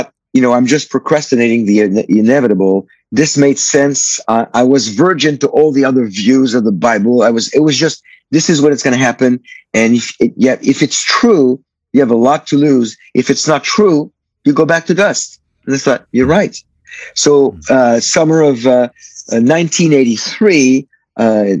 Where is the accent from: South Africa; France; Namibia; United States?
France; Paris, Île-de-France; I was born and raised in Paris, France, in 1959.